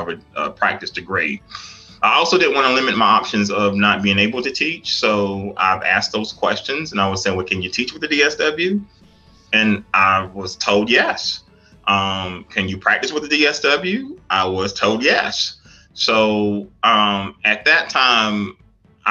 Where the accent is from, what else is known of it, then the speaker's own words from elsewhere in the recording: Darlington, South Carolina, United States; I'm originally from South Carolina, Darlington, South Carolina.